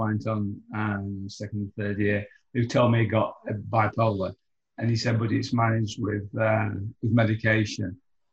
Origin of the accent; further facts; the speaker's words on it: United Kingdom; moved away; I'm British